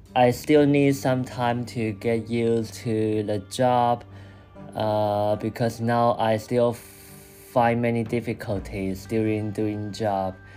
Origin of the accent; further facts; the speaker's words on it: Taiwan; English is a second language; moved away as an adult; also born or lived in Chiba, Japan; now in Tokyo, Japan; I also returned to Taiwan for like a month, and then I came back to Japan